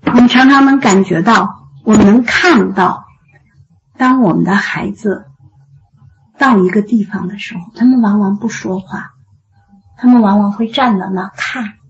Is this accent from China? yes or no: yes; China; 我们中国人